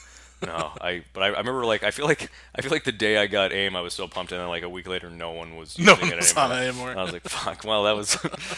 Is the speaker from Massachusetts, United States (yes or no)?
yes; Bridgewater, Massachusetts, United States; Bridgewater, Massachusetts.